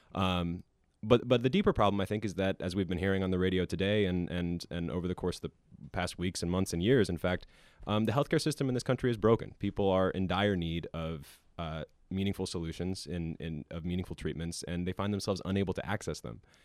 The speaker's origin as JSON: {"language": "English", "town": "Williamsport", "region": "Pennsylvania", "country": "United States", "tie": "born or raised there", "moved": "yes", "said": "I'm from Williamsport"}